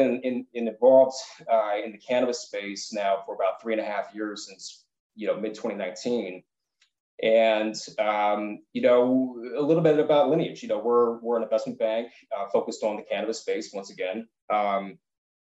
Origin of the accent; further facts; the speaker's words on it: East Coast, United States; moved away as an adult; also born or lived in San Diego, United States; now in Los Angeles, United States; I'm originally from the East Coast and I spent a lot of time out on the East Coast.